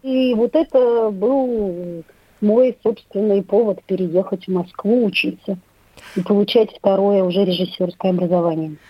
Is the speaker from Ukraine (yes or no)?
no; Minsk, Belarus; пошла в родном городе учиться